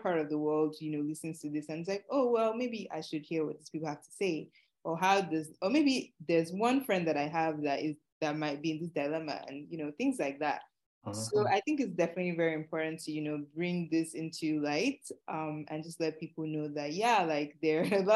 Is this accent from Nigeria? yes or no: yes; Nigeria; moved away; born and raised in Nigeria